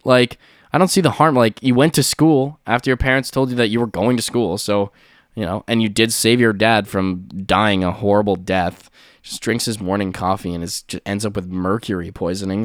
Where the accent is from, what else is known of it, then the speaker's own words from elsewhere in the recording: Canada; I'm Canadian